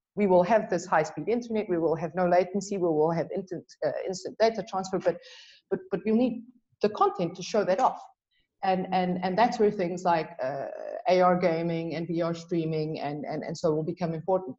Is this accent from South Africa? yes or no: yes; South Africa; I'm South African